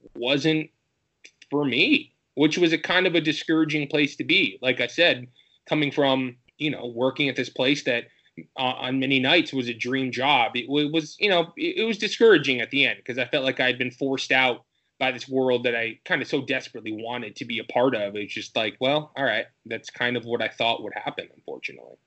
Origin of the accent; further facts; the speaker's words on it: Michigan, United States; moved away; I'm from Michigan originally